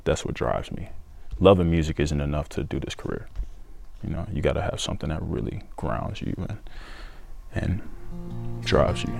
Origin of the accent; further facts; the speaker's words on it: Stockbridge, Georgia, United States; also born or lived in Decatur, Georgia; I was born in Decatur, uh, but when I was a kid, I moved to Stockbridge and I went to school out there and made my friends out there. So it's it's home. It's my hometown.